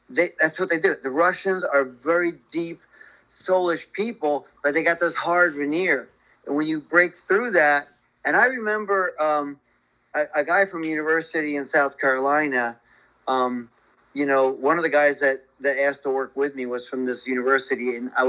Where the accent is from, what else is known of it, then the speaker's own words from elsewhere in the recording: Philippines; When you, I came from the Philippines, who are the friendliest people on the planet, right?